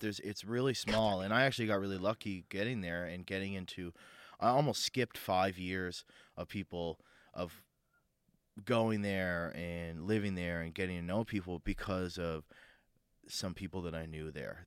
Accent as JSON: {"language": "English", "town": "Sydney", "region": "Nova Scotia", "country": "Canada", "tie": "born or raised there", "moved": "yes", "said": "I grew up in Sydney, I grew up in Cape Breton"}